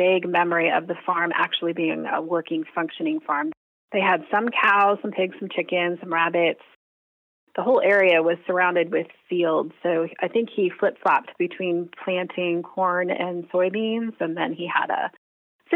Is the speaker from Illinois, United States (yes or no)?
no; Ohio, United States; also born or lived in Muncie, Indiana / Lima, Ohio / Columbus, Ohio / Dayton, Ohio; I'm a Midwest girl, so we moved to Ohio when I was wee little, and I've been here ever since.